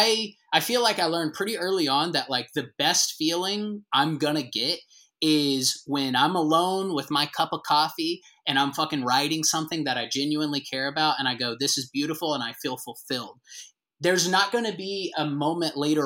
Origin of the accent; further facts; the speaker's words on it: the South, United States; moved away as an adult; also born or lived in Atlanta; I kind of moved back to like my hometown during COVID, because for better or worse, as we know in the South, the small towns kind of just kept existing.